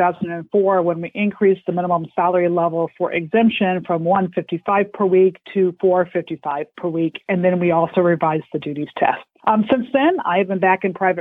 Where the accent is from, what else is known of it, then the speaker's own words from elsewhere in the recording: Illinois, United States; moved away as an adult; also born or lived in Chicago, Illinois / Hershey, Pennsylvania; I grew up in Illinois